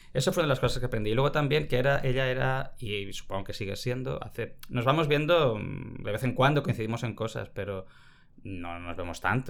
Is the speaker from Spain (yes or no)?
yes; Barcelona, Catalonia, Spain; also born or lived in Vitoria; desde que éramos pequeños, es que tengo tres años, nos fuimos a... Mi familia se mudó a Barcelona